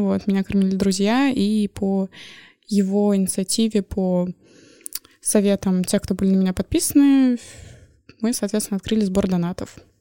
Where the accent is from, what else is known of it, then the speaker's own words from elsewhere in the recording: Moscow, Russia; moved away as an adult; now in Saint Petersburg, Russia; Я человек, который родился в Москве и прожил, соответственно, там всю жизнь